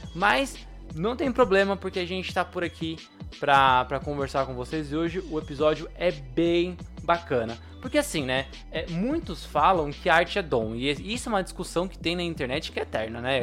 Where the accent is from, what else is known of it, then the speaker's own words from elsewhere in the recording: São Paulo, Brazil; sou de São Paulo